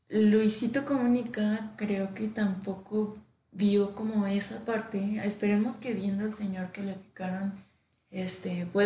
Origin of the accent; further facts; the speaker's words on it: Mexico; Estamos tan acostumbrados al humor negro como mexicanos